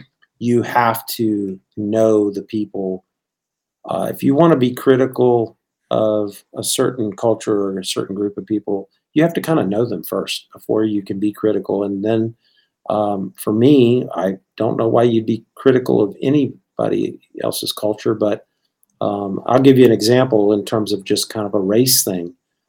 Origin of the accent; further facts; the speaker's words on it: Bangkok, Thailand; now in Richmond, United States; growing up in the International School of Bangkok. So my comfort zone always has been kind of international, and one of the things that I love now, I've lived now in Richmond, Virginia, for longer than I lived in Thailand and anywhere else, really.